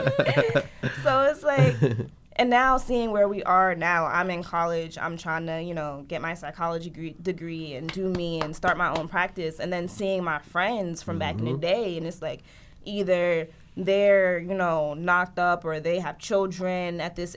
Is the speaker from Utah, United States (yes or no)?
no; Paterson, New Jersey, United States; I grew up in Patterson